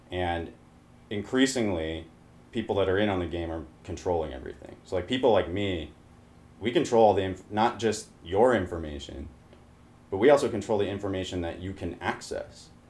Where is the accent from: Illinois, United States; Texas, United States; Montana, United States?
Montana, United States; growing up in Montana is a very interesting perspective.